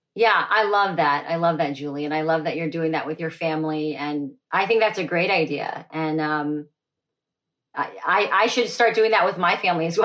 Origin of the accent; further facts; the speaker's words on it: Dallas, Texas, United States; was born and raised in Dallas, Texas